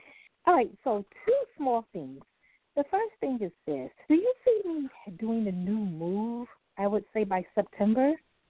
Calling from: Brooklyn, New York, United States; And I'm calling from Brooklyn.

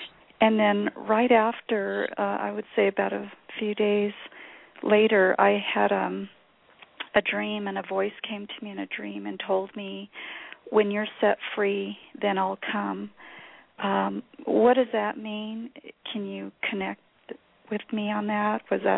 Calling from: New Mexico, United States; I'm from New Mexico.

